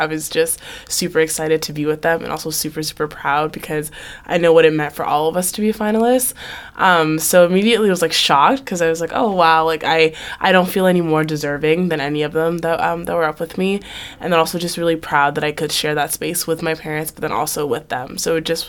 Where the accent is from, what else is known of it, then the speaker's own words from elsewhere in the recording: Haiti; now in United States; I was from Haiti